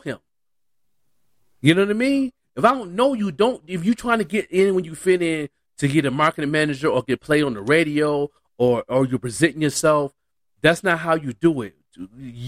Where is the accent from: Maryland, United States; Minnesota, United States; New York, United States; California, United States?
New York, United States; Buffalo; now in Albuquerque, United States; I'm an artist from Buffalo, born and raised